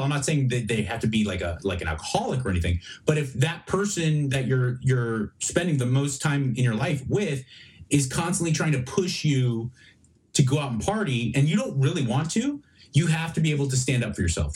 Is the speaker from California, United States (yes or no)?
yes; Los Angeles, California, United States; moved away as an adult; now in Texas, United States; about Los Angeles and Venice because I grew up there